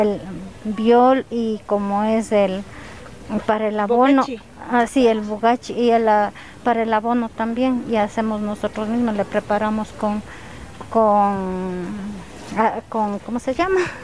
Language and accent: Spanish; Cajas, Imbabura, Ecuador; yo soy de mm, Imbabura, estoy en Trepichincha y Imbabura, soy de Cajas